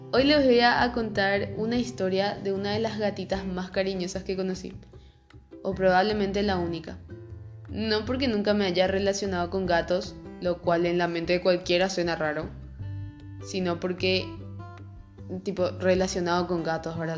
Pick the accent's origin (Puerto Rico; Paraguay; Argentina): Paraguay; soy de Paraguay